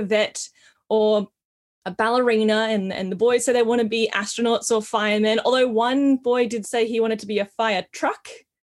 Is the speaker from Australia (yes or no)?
yes; Australia; So I am Australian. I'm born in Australia. Also have Indigenous heritage in my family, so I am Aboriginal, cool. Very proud Wiradjuri woman.